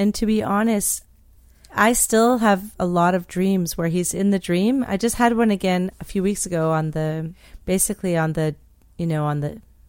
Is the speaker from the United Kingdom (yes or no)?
no; New Brunswick, Canada; they don't understand my accent because like I'm from New Brunswick, but I don't sound necessarily like like Acadian.